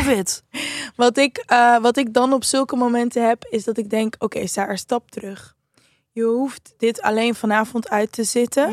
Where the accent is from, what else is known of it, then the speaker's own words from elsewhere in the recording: Amsterdam, North Holland, Netherlands; Als Amsterdammer